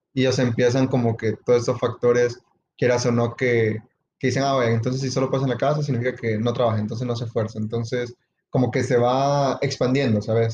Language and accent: Spanish; El Salvador; el entorno que yo crecí, o sea, en El Salvador